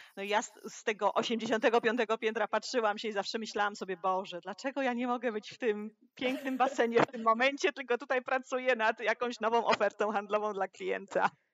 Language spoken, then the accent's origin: Polish; Łódź, Łódź Voivodeship, Poland; moved away as an adult; now in Hong Kong; ja jestem z Łodzi